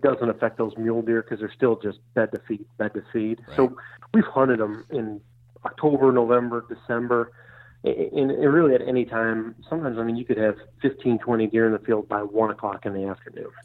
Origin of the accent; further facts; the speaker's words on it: Michigan, United States; moved away as an adult; now in Iowa, United States; I grew up in Michigan